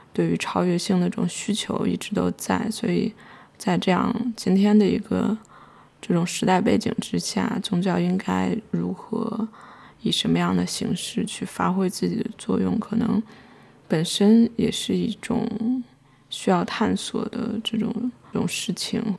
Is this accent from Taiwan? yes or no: no; China; 我们作为一个中国人